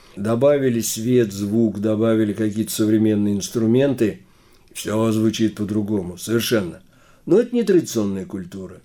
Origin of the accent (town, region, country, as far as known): Saratov Oblast, Russia; accent: akanye